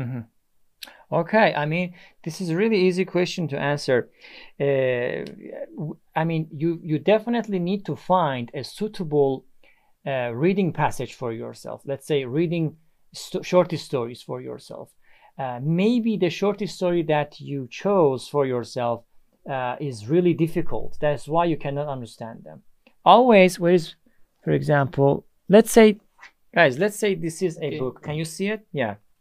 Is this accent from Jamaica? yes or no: no; Iran; English is a second language; now in Istanbul, Turkey; I'm from Iran. I live in Istanbul, Turkey.